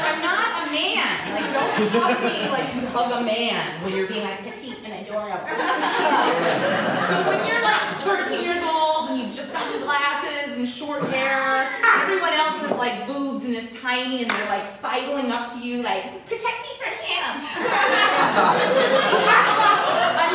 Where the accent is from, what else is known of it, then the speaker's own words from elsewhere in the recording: Hawaii, United States; we grew up in Hawaii and like everybody else was just from Hawaii